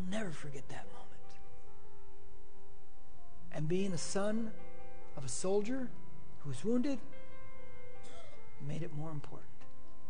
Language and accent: English; United States